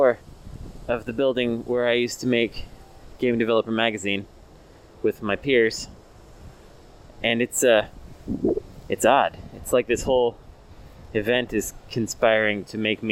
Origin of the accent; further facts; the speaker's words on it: Oakland, California, United States; I'm from Oakland